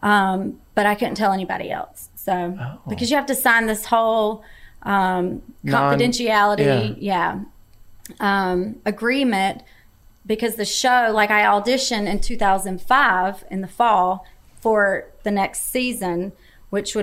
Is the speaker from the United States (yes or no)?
yes; North Carolina, United States; accent: thick accent; I'm from North, North Carolina